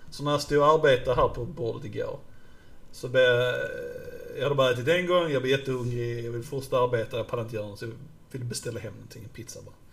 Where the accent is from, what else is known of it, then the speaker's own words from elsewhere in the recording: Sweden; för jag kommer inte ihåg den för jag är en dålig svensk.